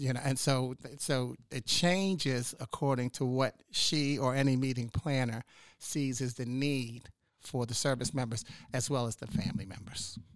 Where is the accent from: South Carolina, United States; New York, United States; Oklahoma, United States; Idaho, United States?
New York, United States; New York City; moved away as an adult; also born or lived in Washington, D.C. / Chicago; now in Charlotte, United States; I'm from New York City originally.